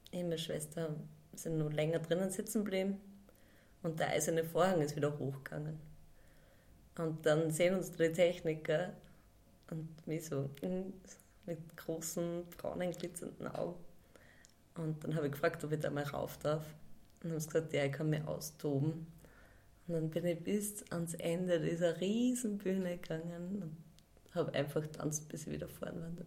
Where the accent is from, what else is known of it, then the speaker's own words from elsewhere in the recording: Upper Austria, Austria; Ähm, ursprünglich komme ich aus dem unteren Müllviertel, so Bezirk Freistadt. Und äh, da gibt es eigentlich nicht wirklich so Tanz. Also in unserem Ort hat es nicht gegeben.